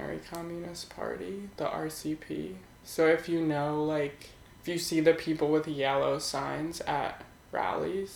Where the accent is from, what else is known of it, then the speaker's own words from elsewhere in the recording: New Jersey, United States; also born or lived in Philadelphia, Pennsylvania; now in New York City, United States; I was born in Philadelphia, and I grew up in the suburbs of Philly in New Jersey, South Jersey.